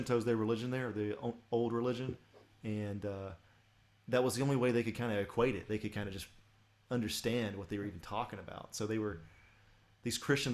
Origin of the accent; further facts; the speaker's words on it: Atlanta, Georgia, United States; moved away; I'm from Atlanta originally.